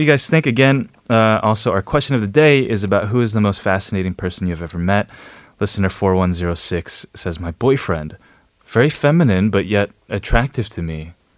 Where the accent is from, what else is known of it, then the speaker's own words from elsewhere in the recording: New York, United States; moved away; I was born and raised in New York, and I was in ESL until the third grade.